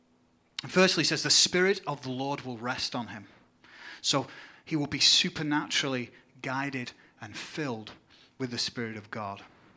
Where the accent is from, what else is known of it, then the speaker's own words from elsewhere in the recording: England, United Kingdom; now in United States; see things going back in my home country of England.